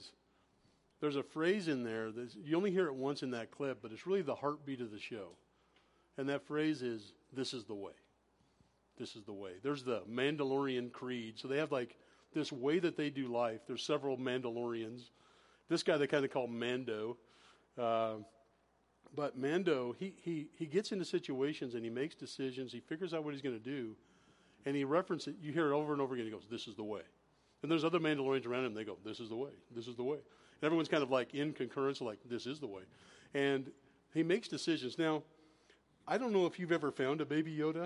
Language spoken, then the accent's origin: English; high Sierras, Northern California, United States; I grew up in Northern California in the high Sierras up in the mountains